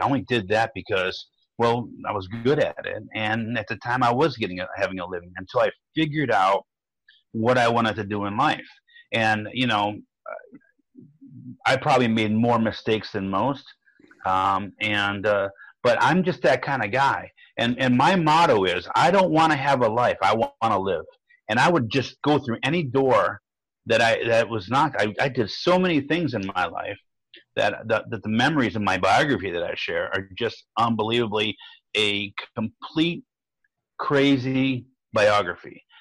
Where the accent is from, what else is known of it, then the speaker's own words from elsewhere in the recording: Fairview Park, Ohio, United States; now in Maple Grove, United States; I'm from Fairview Park, Ohio